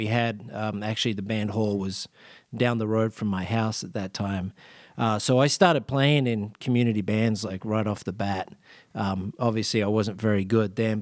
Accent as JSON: {"language": "English", "country": "Australia", "tie": "born or raised there", "said": "I grew up in Australia"}